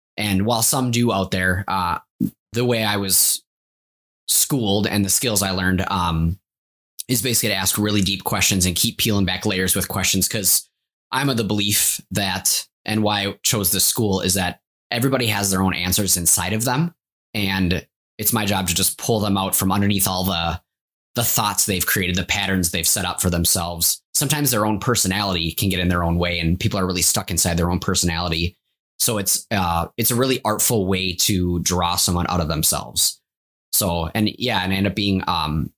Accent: Champlin, Minnesota, United States; also born or lived in Maple Grove, Minnesota; I was actually born and raised in Champlin, Minnesota

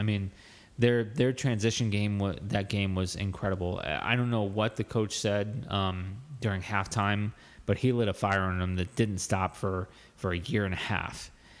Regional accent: United States; as an American fan, I wasn't tactical. I didn't understand the tactics.

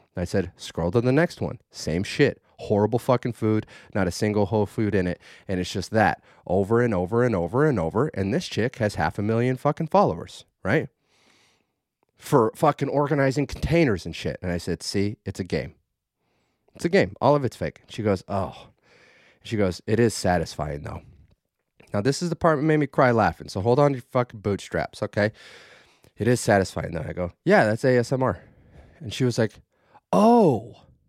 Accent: Idaho, United States; I was raised in Idaho

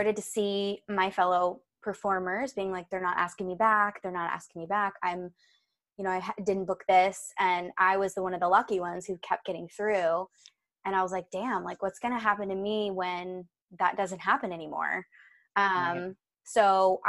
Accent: Virginia, United States; moved away as an adult; also born or lived in New York City, United States; I'm actually from Virginia. I grew up there.

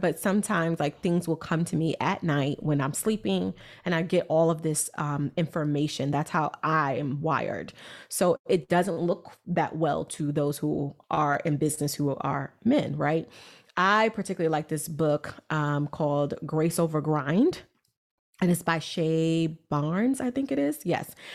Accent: New York City, New York, United States; I'm this girl from Brooklyn, New York.

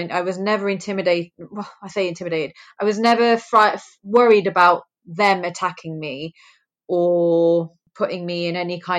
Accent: England, United Kingdom; born there; it kind of made me feel really lucky that I was born in England, because I think that there are some brilliant movements that we've had for women in this country.

